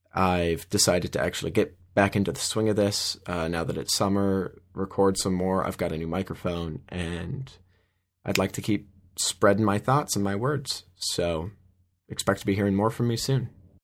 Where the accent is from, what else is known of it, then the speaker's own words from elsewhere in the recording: Minnesota, United States; I'm from Minnesota